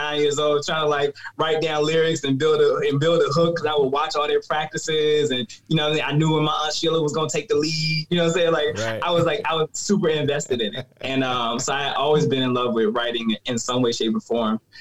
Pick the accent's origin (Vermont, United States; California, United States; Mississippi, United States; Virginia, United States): Virginia, United States; Richmond; I grew up born and raised in Richmond, Virginia